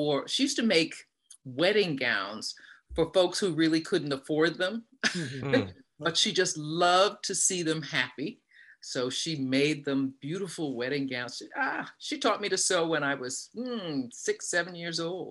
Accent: New York City, New York, United States; accent: New York; moved away; also born or lived in Chicago; I grew up in Manhattan on the west side in the Amsterdam houses right across from where they built Lincoln Center

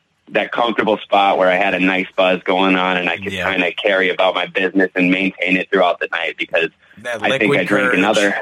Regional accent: Southern California, United States; now in Connecticut, United States; I grew up out in California though, out in Southern California

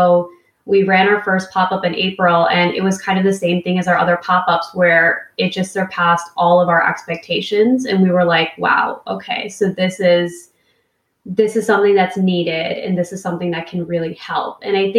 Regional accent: Sacramento, California, United States; And I'm like from Sacramento in like a winter coat because I'm freezing.

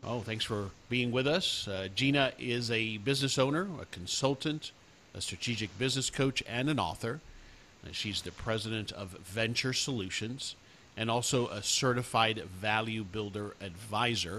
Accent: South Florida, United States; now in Dallas, United States; I grew up in South Florida, but I live in the Dallas area now

